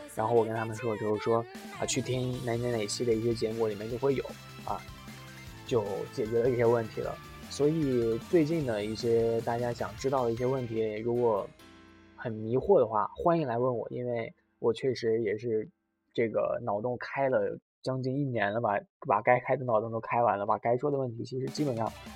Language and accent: Chinese; China; now in Japan; 我的故乡那里吧，就是虽然说还不算太贫穷，但是平常的这个，呃，商店里是不会卖这种，呃，冰淇淋的